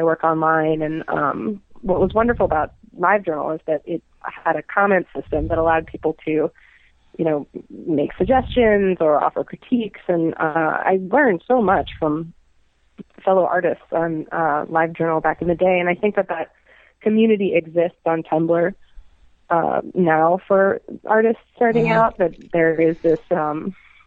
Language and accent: English; New York, United States; moved away as an adult; now in Chicago, United States; it reminds me of New York when I was growing up there